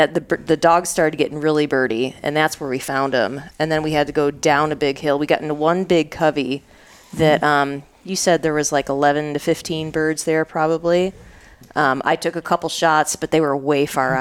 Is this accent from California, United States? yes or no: no; Michigan, United States; I grew up in Michigan